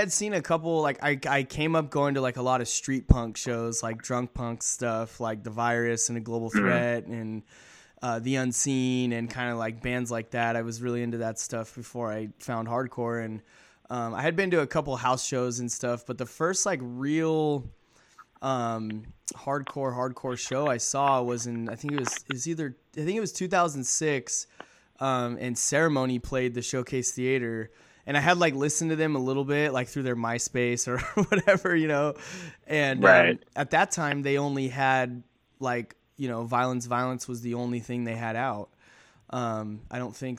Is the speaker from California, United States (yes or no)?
yes; Corona, California, United States; I grew up in, this town called Corona in Southern California